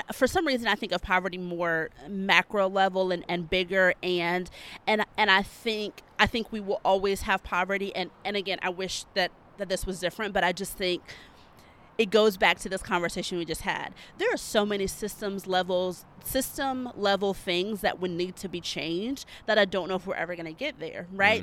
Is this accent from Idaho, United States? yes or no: no; Alabama, United States; moved away as an adult; now in South Carolina, United States; I'm a Southern girl. I will be in the South probably forever and always. I'm from Alabama and I live in South Carolina